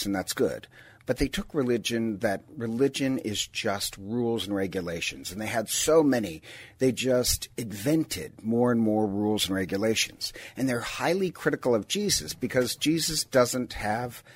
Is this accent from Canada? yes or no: no; Ireland; I'm Irish